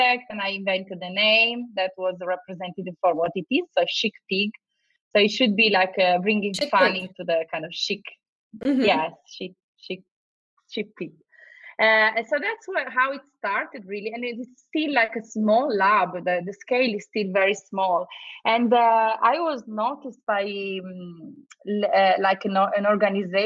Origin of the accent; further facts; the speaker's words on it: Turin, Piedmont, Italy; moved away as an adult; also born or lived in London, United Kingdom; now in Los Angeles, United States; I'm from Turin, from a little town that is very industrial